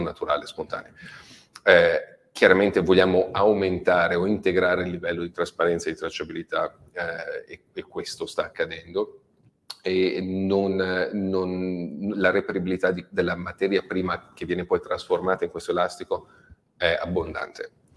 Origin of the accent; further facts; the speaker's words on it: Robecchetto con Induno, Lombardy, Italy; mio paesino di Robecchetto con Induno, dove si trova l'azienda